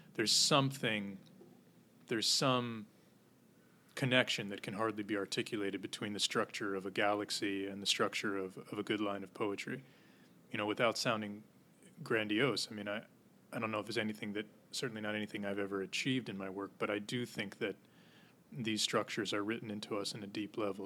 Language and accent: English; Goshen, New York, United States; moved away as an adult; now in Manhattan, United States; In a town called Goshen, New York, which is in the Hudson Valley